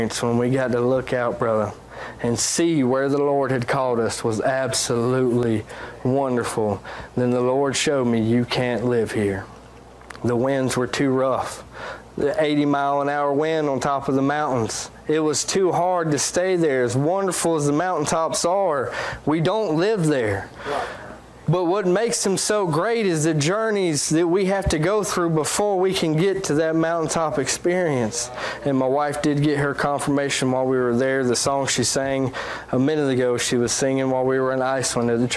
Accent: United States; I'm a Christian from America

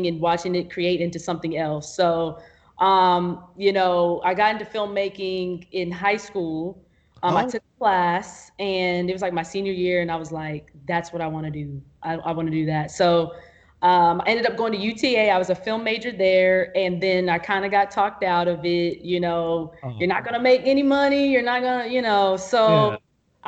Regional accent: Arlington, Texas, United States; also born or lived in Fort Worth / Mansfield; I was mostly raised like in Arlington, Mansfield area

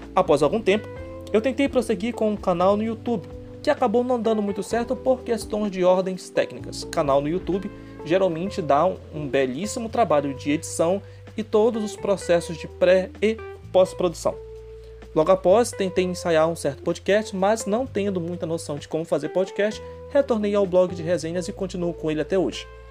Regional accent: Bragança, Pará, Brazil; sou da cidade de Bragança, Pará

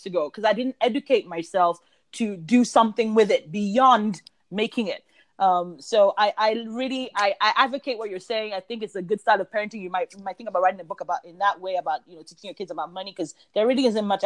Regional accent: United Kingdom; I'm British

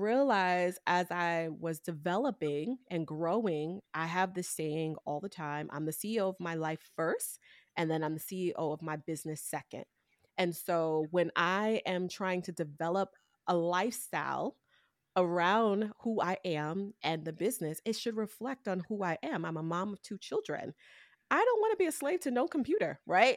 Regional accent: New York City, New York, United States; I came from Brooklyn, New York, I didn't have a lot of resources around me

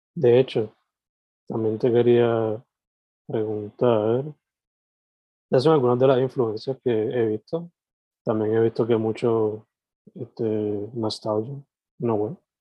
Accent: Vega Baja, Puerto Rico; no solamente de boricua, pero de cabajeño

